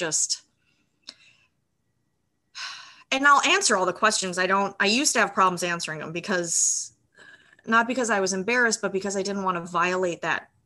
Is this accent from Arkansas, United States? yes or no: no; Illinois, United States; moved away as an adult; I'm originally from Illinois